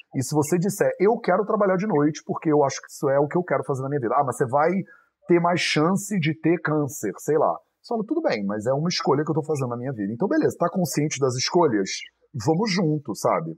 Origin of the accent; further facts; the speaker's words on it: Rio de Janeiro, Brazil; moved away as an adult; also born or lived in India / Europe; eu fui criado no Rio de Janeiro